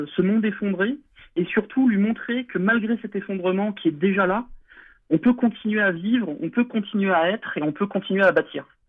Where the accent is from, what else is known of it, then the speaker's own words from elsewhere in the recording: France; en tant qu'Européens, en tant que Français enracinés.